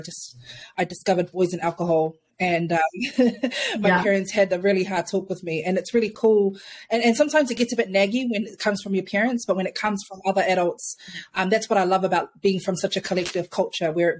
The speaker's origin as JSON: {"language": "English", "region": "Auckland", "country": "New Zealand", "said": "I'm from Otara. I'm from Manurewa. And I would much rather, being a South Auckland girl"}